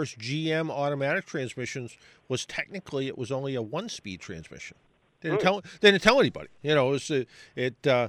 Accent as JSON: {"language": "English", "area": "South Shore", "region": "Massachusetts", "country": "United States", "tie": "born or raised there", "said": "I grew up on the South Shore"}